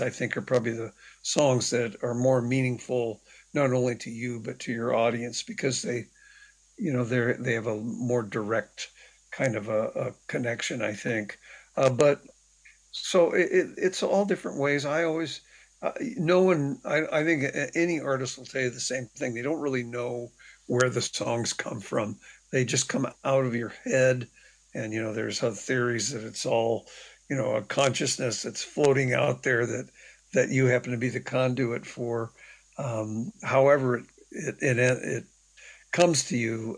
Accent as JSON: {"language": "English", "town": "San Jose", "region": "California", "country": "United States", "tie": "born or raised there", "said": "I grew up in the Bay Area, San Jose, California"}